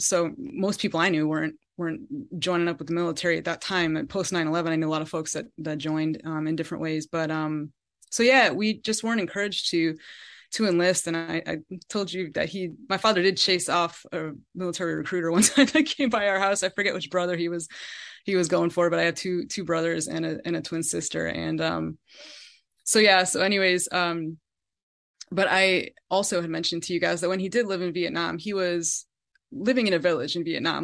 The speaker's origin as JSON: {"language": "English", "region": "Connecticut", "country": "United States", "tie": "born or raised there", "said": "my upbringing in Connecticut and growing up in New England"}